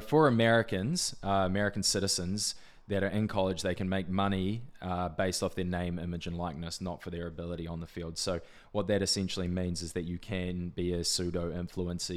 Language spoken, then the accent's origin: English; Whanganui, Manawatū-Whanganui, New Zealand; moved away as an adult; also born or lived in Auckland / Indonesia; Auckland born, actually, Wanganui raised